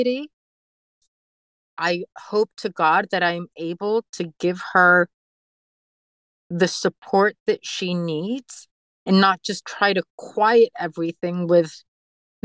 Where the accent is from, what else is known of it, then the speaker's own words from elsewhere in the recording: Mexico; now in United States; we're from Mexico